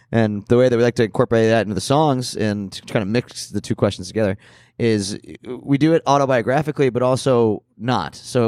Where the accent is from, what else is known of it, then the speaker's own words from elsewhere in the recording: Scranton, Pennsylvania, United States; You know, we grew up in Scranton.